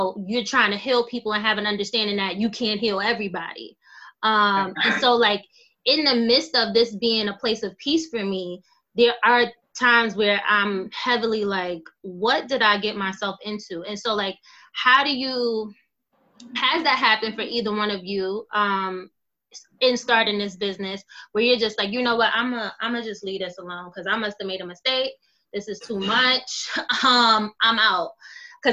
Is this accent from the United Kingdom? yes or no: no; New York City, New York, United States; I'm from Brownsville